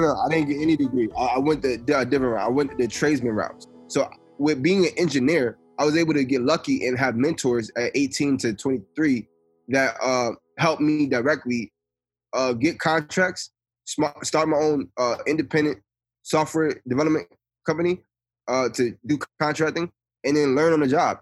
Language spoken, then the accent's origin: English; Atlantic City, New Jersey, United States; moved away as an adult; also born or lived in New York; now in Nebraska, United States; I'm from Atlantic City, New Jersey. As a kid, I was involved in a number of things. I think uh, growing up in New Jersey